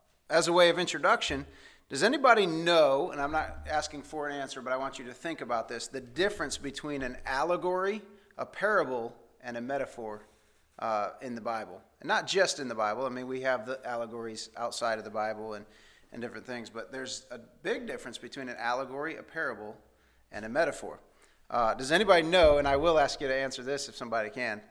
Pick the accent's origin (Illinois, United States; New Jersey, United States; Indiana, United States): Indiana, United States; moved away; we grew up in Indiana where there's a lot of farming.